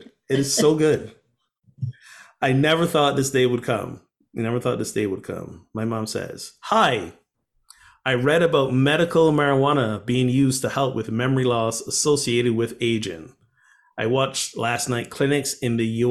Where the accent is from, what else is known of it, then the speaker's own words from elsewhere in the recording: Barbados; moved away; one of the neighboring islands where I grew up from, Barbados